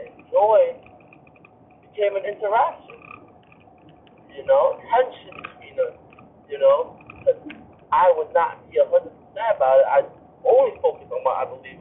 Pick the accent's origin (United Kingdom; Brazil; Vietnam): Vietnam; moved away; growing up in Vietnam